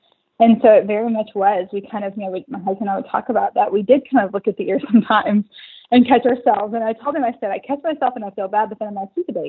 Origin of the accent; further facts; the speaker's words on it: Oklahoma, United States; now in Austin, United States; He came for a job from El Paso. I came from Oklahoma to work for a job and kind of met each other along the way.